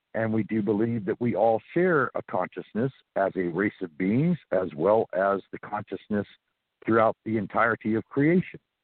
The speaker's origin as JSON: {"language": "English", "town": "Santa Monica", "region": "California", "country": "United States", "tie": "born or raised there", "also_born_or_lived": "New Orleans / South Carolina / Georgia / Florida", "moved": "as an adult", "said": "I was born and raised in Santa Monica, California, so I'm from the West Coast originally"}